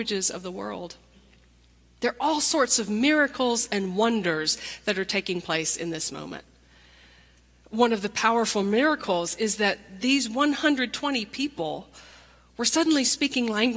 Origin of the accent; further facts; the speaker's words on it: Nashville, Tennessee, United States; I'm from Nashville, Tennessee.